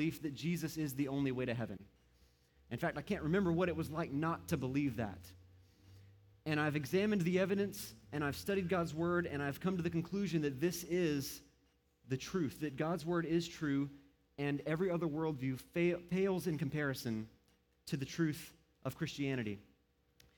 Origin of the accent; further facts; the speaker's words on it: Moncks Corner, South Carolina, United States; now in Aiken, United States; I was born and raised here in South Carolina, or in Monk's Corner